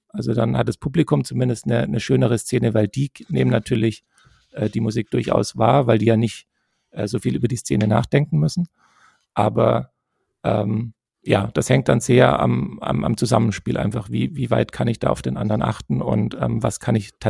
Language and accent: German; Tübingen, Baden-Württemberg, Germany; accent: Swabian; also born or lived in Stuttgart; als Schwab ist es immer ein bisschen schwierig, äh, seinen, seinen Akzent loszuwerden, habe ich das Gefühl. Und ähm, naja, ganz los bin ich ihn ja auch nicht, aber ich